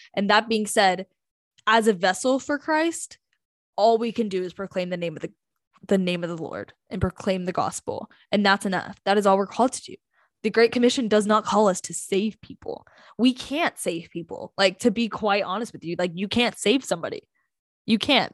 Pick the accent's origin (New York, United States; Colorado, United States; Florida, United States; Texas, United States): Texas, United States; North; We're from North Texas